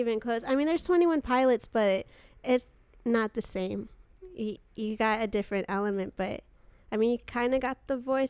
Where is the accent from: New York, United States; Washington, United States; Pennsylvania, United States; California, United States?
California, United States; Glendale; Yes, in Glendale.